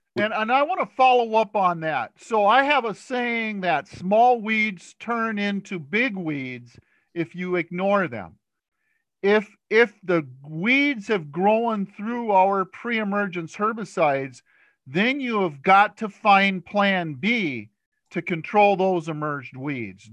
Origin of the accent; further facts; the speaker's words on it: Stearns County, Minnesota, United States; I grew up in Stearns County, and my father used to use atrazine